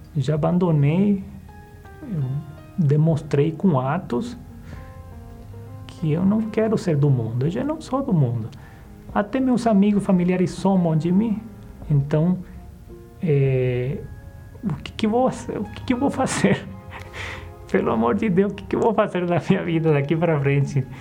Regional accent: Bolivia; eu sou de uma cidade do interior da, da Bolívia, uma cidade bem pequena, de 40 mil habitantes

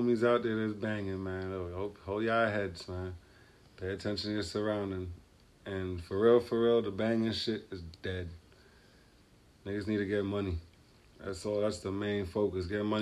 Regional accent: New York City, New York, United States; I'm from Brooklyn. Clarkson, East 95th

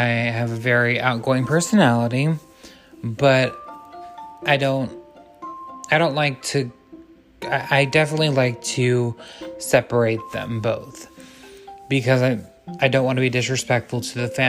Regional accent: Texas, United States; I am from Texas

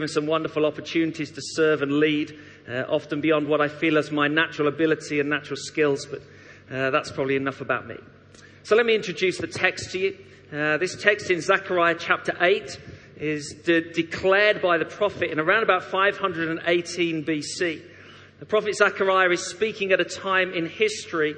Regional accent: Derby, East Midlands, United Kingdom; moved away as an adult; also born or lived in Leytonstone, London; now in Coventry, United Kingdom; I actually spent my teenage years growing up in Derby, a wonderful place

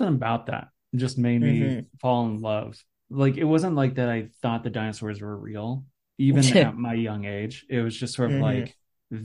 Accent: Indiana, United States; I grew up in Indiana

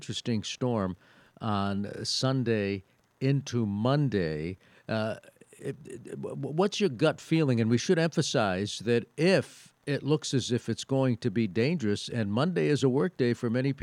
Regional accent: Torrington, Connecticut, United States; my hometown of Torrington

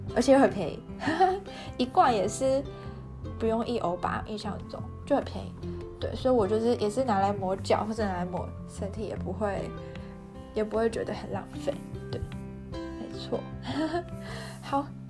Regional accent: Taiwan; moved away as an adult; now in Germany; 我一直没有回台湾

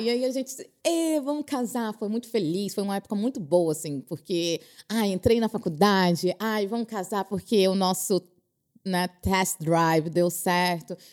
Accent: Brazil; moved away; eu sou brasileira

